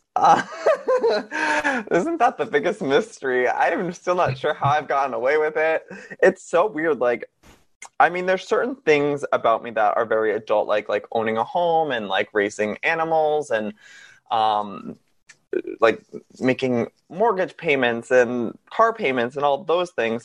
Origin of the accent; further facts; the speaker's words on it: Massachusetts, United States; moved away as an adult; now in Los Angeles, United States; I grew up in Massachusetts until I was 19 years old, and then I packed up a car and drove cross country